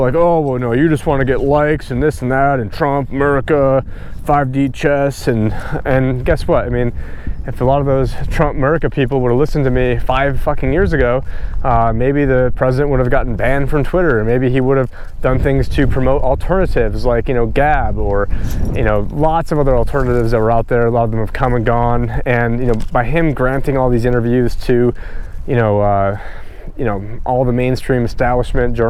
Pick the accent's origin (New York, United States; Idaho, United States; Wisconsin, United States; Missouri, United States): New York, United States; moved away; me growing up in New York